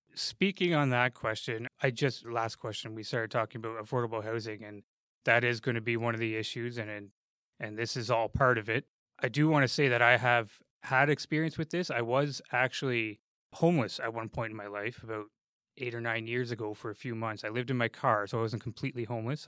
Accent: Ottawa, Ontario, Canada; now in Hamilton, Canada; I grew up in Ottawa, actually, where their transit system, their bus system is fantastic

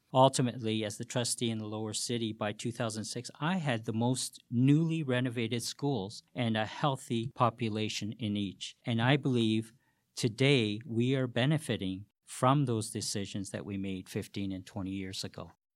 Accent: Hamilton, Ontario, Canada; born and raised in Hamilton

